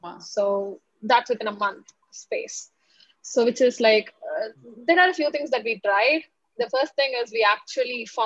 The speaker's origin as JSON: {"language": "English", "country": "India", "said": "I'm from India"}